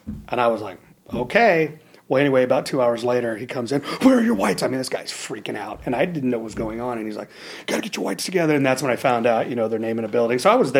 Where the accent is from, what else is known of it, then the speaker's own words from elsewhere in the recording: Imperial Beach, California, United States; So I grew up in Imperial Beach, California, and I grew up kind of in the little area right now where, you know, the SEAL teams are, right?